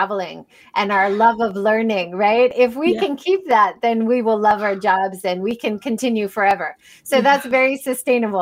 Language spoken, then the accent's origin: English; Hawaii, United States; now in Hiroshima, Japan; I grew up in Hawaii